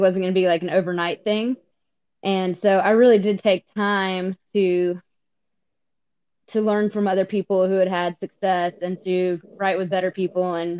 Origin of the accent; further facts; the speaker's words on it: Spartanburg, South Carolina, United States; I'm originally from Spartanburg, South Carolina